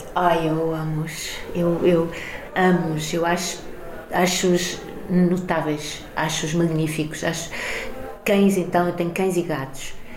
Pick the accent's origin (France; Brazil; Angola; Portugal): Portugal; Carcavelos, Lisbon; also born or lived in Mozambique; Eu sou portuguesa e, e moçambicana, mas mais portuguesa, porque eu sempre vivi aqui